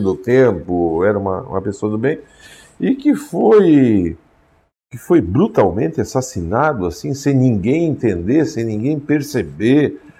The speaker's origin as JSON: {"language": "Portuguese", "town": "São Miguel", "country": "Brazil", "tie": "born or raised there", "moved": "yes", "said": "Lá no São Miguel, onde eu nasci"}